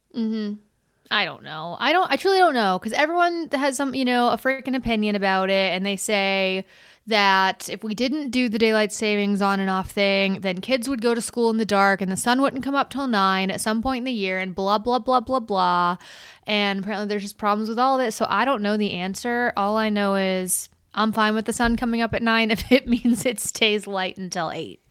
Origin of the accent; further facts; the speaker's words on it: the South, United States; I grew up in the South